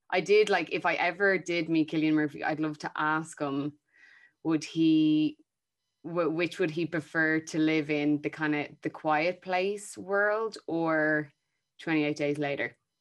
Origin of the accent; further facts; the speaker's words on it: Ireland; as Irish actors, and I'm going to include myself in that category